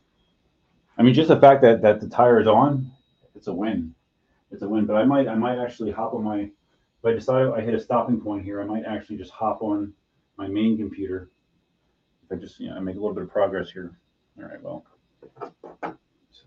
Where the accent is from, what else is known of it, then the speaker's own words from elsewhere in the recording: Pennsylvania, United States; moved away; I'm originally from Pennsylvania